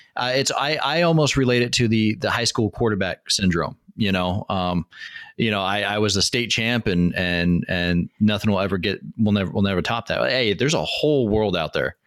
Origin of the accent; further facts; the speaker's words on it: Washington, United States; moved away as an adult; I'm from Washington State